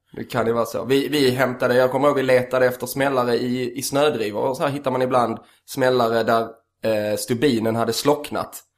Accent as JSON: {"language": "Swedish", "region": "Skåne", "country": "Sweden", "said": "jag är från Skåne"}